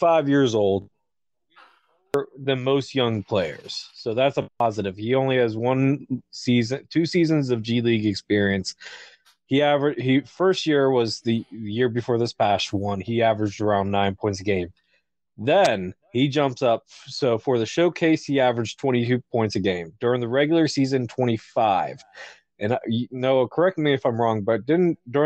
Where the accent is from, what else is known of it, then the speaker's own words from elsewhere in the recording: Delaware, United States; I'm from Delaware